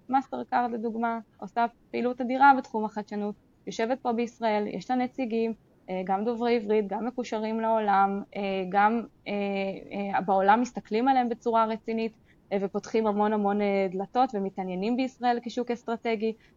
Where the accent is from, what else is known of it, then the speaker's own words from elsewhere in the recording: Israel; אנחנו מאוד גם כישראלים